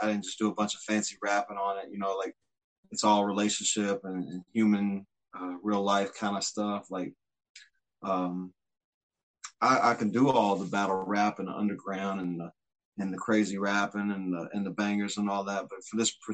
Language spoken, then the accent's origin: English; Frankfort, Kentucky, United States; My hometown? Well, you know, it's a historical capital, small, kind of southern, kind of river oriented. We're right on the river. We're in between Lexington and Louisville.